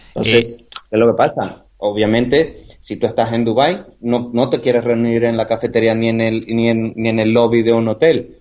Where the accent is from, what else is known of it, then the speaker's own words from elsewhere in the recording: Venezuela; moved away as an adult; also born or lived in United Kingdom; now in Marbella, Spain; yo soy venezolano. Yo después de terminar mis estudios en Venezuela me, me, fui al Reino Unido